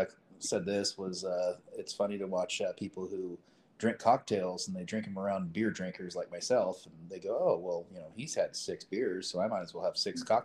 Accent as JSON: {"language": "English", "region": "Northern California", "country": "United States", "tie": "born or raised there", "said": "I grew up in Northern California"}